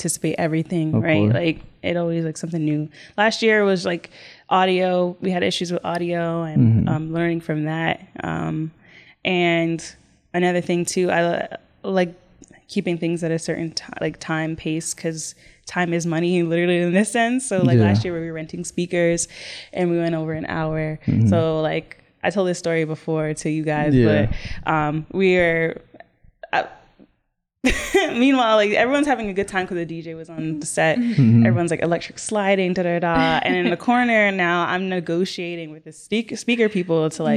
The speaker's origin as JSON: {"language": "English", "town": "Rahway", "region": "New Jersey", "country": "United States", "tie": "born or raised there", "also_born_or_lived": "Jamaica", "said": "My family's Jamaican. I was raised in Rahway. I wasn't born here"}